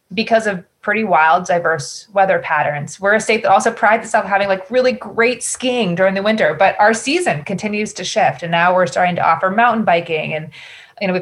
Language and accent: English; Newbury, Vermont, United States; I grew up in Newberry, which is in Orange County, Vermont